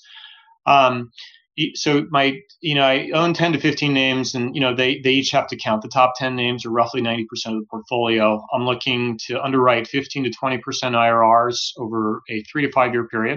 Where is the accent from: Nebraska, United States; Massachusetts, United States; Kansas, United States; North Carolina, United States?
Nebraska, United States; Omaha; moved away; I grew up in Omaha, Nebraska